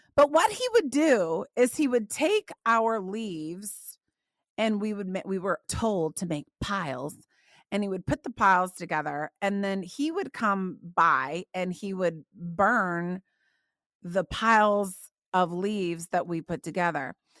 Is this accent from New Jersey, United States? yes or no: no; Indiana, United States; now in Dallas, United States; I grew up in Indiana, okay? So, I grew up in, like, the cornfields of Indiana